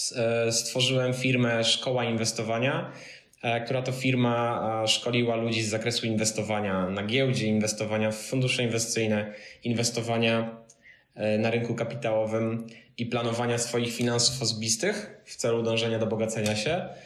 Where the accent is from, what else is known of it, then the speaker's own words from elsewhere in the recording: Pionki, Masovian Voivodeship, Poland; moved away as an adult; also born or lived in Wrocław; Ja pochodzę z małej miejscowości e, między Radomiem a Kozienicami w Puszczy Kozienickiej, Pionki